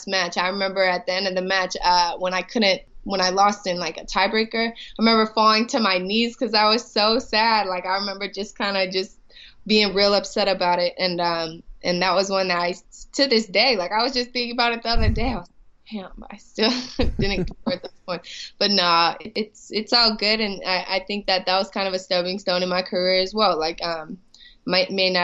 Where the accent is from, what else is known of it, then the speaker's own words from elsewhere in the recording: St. Louis, Missouri, United States; growing up in St. Louis